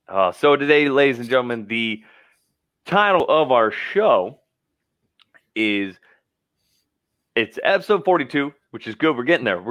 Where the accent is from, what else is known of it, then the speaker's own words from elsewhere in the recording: Idaho, United States; now in Central Texas, United States; I'm from Idaho.